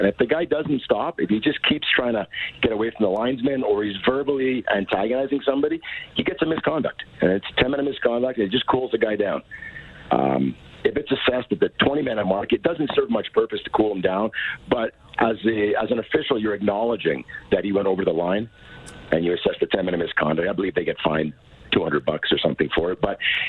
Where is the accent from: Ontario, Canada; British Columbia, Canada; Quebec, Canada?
Quebec, Canada; Montreal; I'm from Montreal